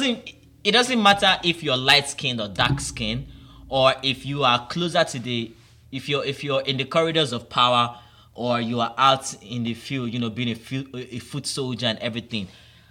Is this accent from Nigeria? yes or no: yes; Nigeria; For me here in Nigeria